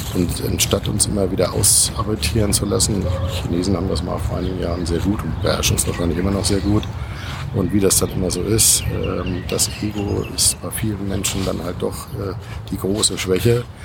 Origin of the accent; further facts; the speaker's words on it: Schleswig-Holstein, Germany; Schleswig-Holstein oben, nämlich mal mein Heimatland